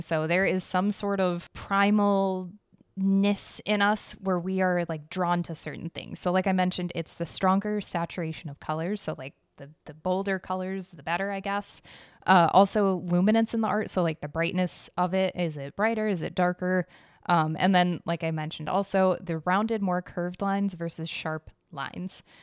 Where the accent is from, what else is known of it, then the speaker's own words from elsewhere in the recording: United States; I'm American.